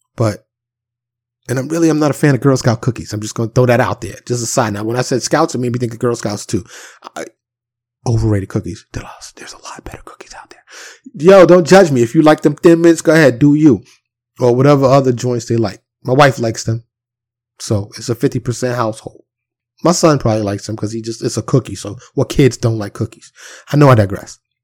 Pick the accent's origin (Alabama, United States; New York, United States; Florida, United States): New York, United States; New York City; growing up in New York City